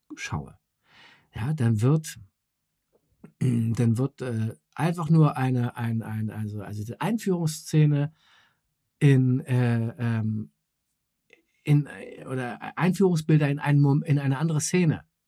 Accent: Berlin, Germany; ich bin in West-Berlin Westberlin äh, groß geworden mit Mickey Mouse und Coca-Cola

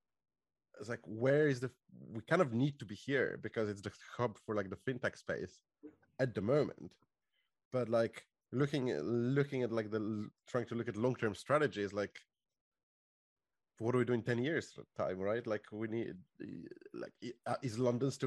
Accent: Bulgaria; moved away as an adult; now in United Kingdom; Originally from Bulgaria.

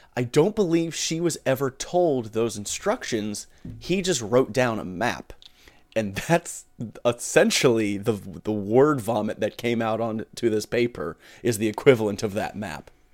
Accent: northern South Carolina, United States; I grew up in the northern part of South Carolina

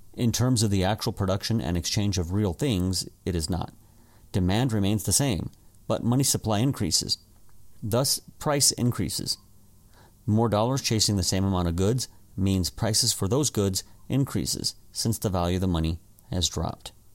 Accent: desert Southwest, United States; my hometown

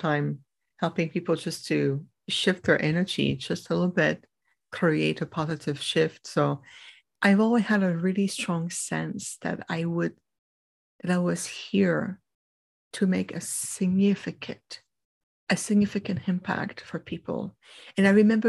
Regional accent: Montreal, Quebec, Canada; first language French; English is a second language; I grew up in Canada, in Montreal, the Quebec area

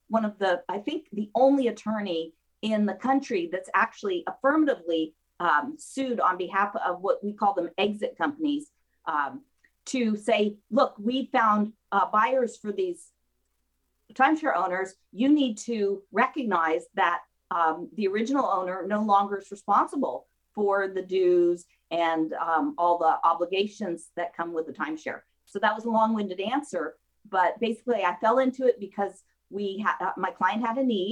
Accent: Mendocino County, California, United States; also born or lived in Santa Cruz, California; now in Camarillo, United States; I grew up in Mendocino County

